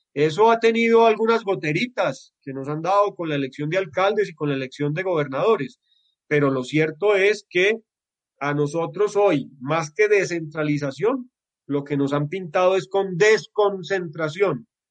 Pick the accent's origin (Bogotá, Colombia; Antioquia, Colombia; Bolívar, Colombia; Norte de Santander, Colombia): Antioquia, Colombia; Los antioqueños somos de una manera